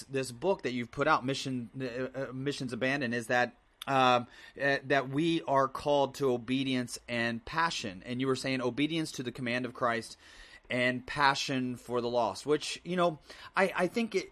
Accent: Midwest, United States; as an American, I was born and raised in the Midwest

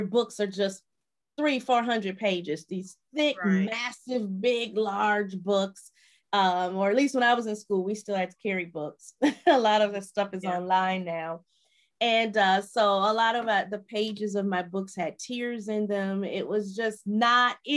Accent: Chicago, Illinois, United States; moved away as an adult; also born or lived in Nashville / Milwaukee, Wisconsin; I'm originally from Chicago

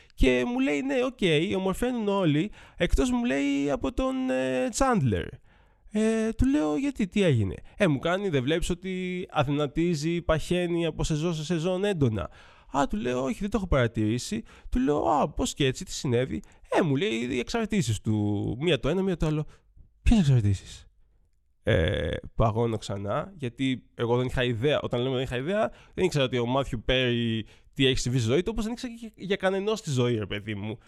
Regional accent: Athens, Attica, Greece; τα 39 χρόνια τη ζωή μου τα έχω περάσει όλα στην Αθήνα. Γεννήθηκα στα Πετράλωνα, μεγάλωσα στου Αμπελόκηπους

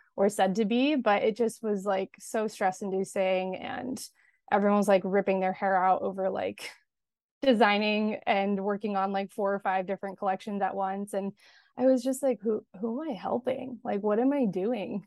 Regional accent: Los Angeles, California, United States; I grew up in Los Angeles, and I am still here currently

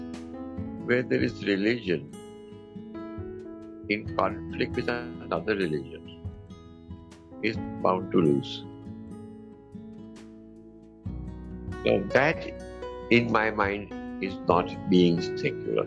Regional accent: India; I'm an Indian

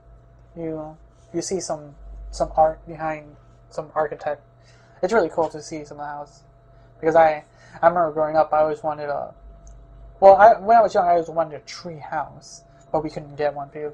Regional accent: Chicago, Illinois, United States; now in Oregon, United States; I grew up in Chicago

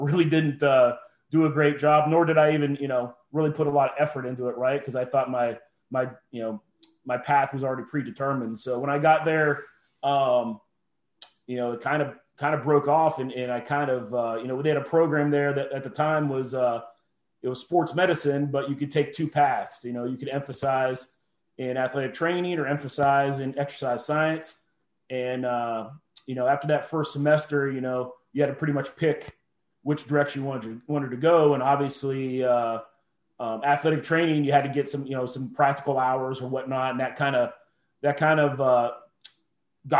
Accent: Youngstown, Ohio, United States; I'm originally from Northeast Ohio, from Youngstown, Ohio area.

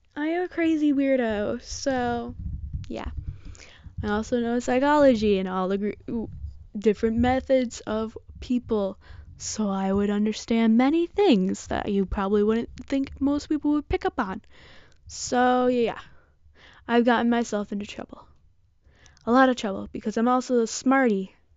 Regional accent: Michigan, United States; I'm from Michigan

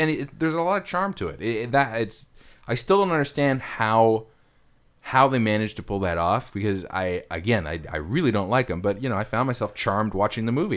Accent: Ottawa, Ontario, Canada; I'm in my hometown in Ottawa

